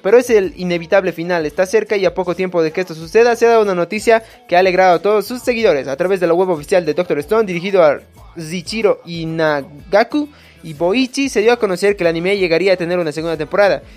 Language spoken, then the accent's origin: Spanish; Bolivia; soy bien boliviano